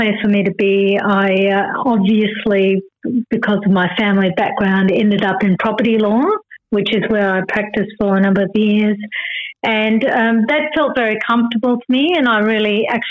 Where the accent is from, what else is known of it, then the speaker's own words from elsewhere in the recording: Perth, Western Australia, Australia; moved away; also born or lived in Kuala Lumpur, Malaysia / Brisbane, Australia; we were growing up in Perth in a very sort of basic house